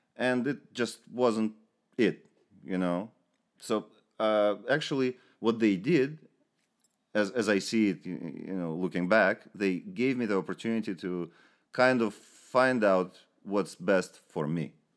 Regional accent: Ukraine; moved away; also born or lived in Moscow, Russia / Israel; I'm from the Ukraine.

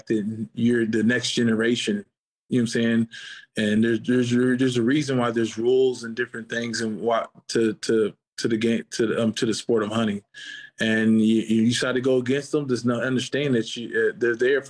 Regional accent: Ohio, United States; moved away as an adult; I was being from Ohio

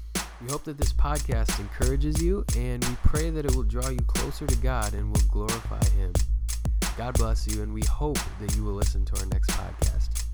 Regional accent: New York, United States; We're from New York.

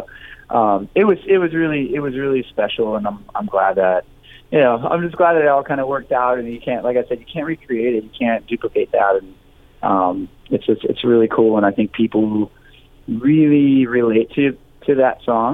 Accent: Los Angeles, California, United States; also born or lived in Huntington Beach, California; I was born in East Los Angeles. I lived in Huntington for a little while

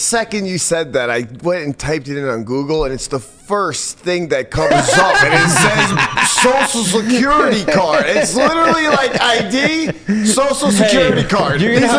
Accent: Long Island, New York, United States; moved away; also born or lived in New Jersey; No, I went to Hoboken when I lived in New Jersey and got my social security card, and I was born in Long Island

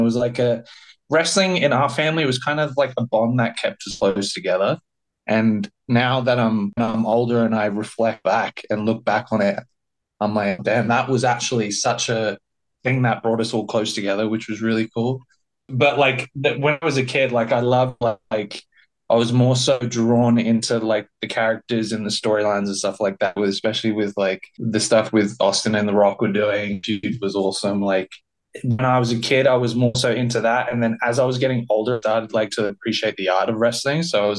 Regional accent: South East England, United Kingdom; born there; So I was originally born in Sussex in a small tow

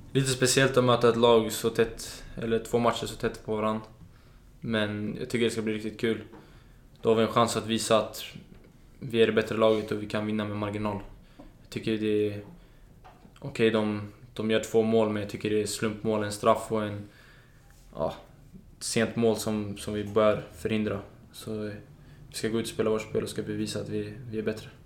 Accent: Solna, Stockholm County, Sweden; also born or lived in Danderyd; Danderyds sjukhus, men jag är uppvuxen i Solna

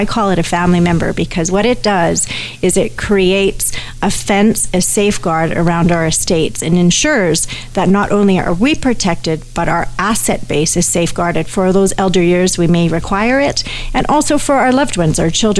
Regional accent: Canada; Even though I'm a Canadian, America has different legal systems than we do, as everyone knows. And so all of a sudden, I've put my own Canadian estate in jeopardy

